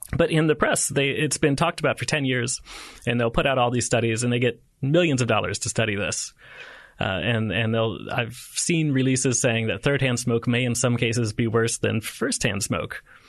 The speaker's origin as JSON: {"language": "English", "country": "United States", "said": "as an American"}